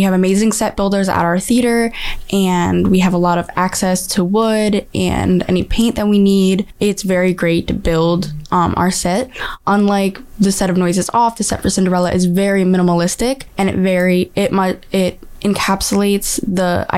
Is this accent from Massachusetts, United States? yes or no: yes; Chicopee, Massachusetts, United States; I'm from Chicopee.